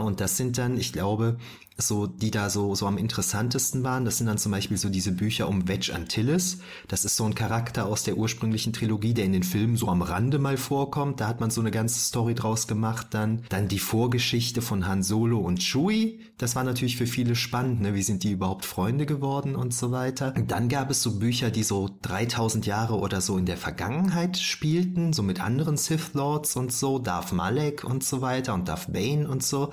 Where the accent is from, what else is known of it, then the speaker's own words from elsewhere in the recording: Düren, North Rhine-Westphalia, Germany; Ich bin ja aus Düren, bei uns gab es sowas nicht.